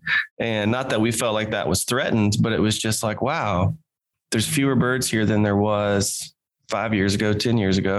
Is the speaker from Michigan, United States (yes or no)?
no; Missouri, United States; I grew up in Missouri in the 90s and 2000s